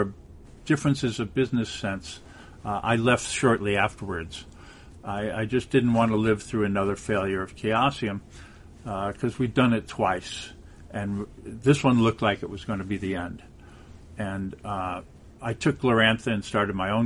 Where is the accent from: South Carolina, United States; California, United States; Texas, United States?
California, United States; I come from California